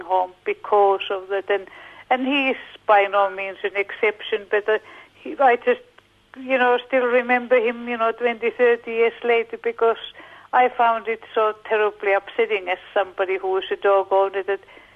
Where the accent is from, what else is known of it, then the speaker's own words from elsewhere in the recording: Finland; now in Australia; I come from Finland